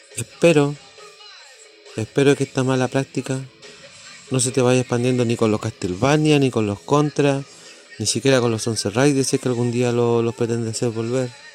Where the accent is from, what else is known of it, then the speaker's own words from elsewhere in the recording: Chile; Yo soy de Chile